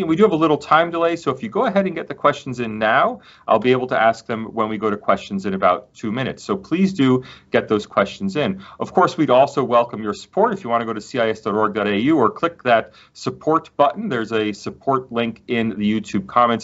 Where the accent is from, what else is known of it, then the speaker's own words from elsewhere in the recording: United States; now in Australia; as an American